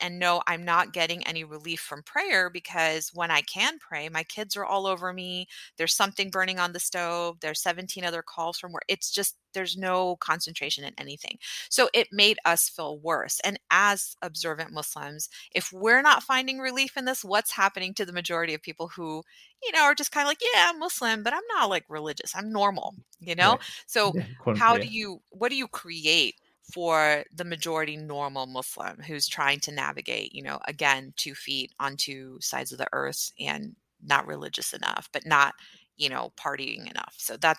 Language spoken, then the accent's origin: English; Houston, Texas, United States; moved away; No, I'm from Houston, Texas, which is amazing.